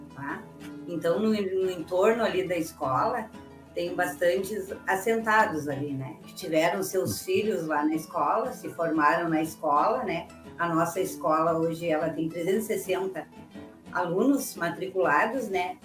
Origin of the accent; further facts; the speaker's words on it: Carazinho, Rio Grande do Sul, Brazil; moved away; also born or lived in Guaíba / Canoas; em 1994 eu fui morar de novo na minha cidade natal, que é Carazinho.